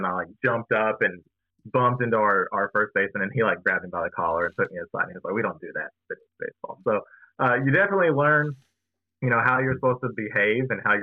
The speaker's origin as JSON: {"language": "English", "town": "Smyrna", "region": "Tennessee", "country": "United States", "tie": "born or raised there", "also_born_or_lived": "Knoxville, Tennessee", "said": "I was from the Smyrna area. I went to Smyrna High School. Shout out Bulldogs. And had lived here my entire life"}